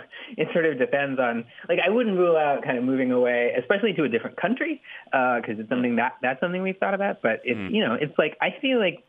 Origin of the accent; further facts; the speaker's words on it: California, United States; I grew up in California. I like California, and I'm very settled in California.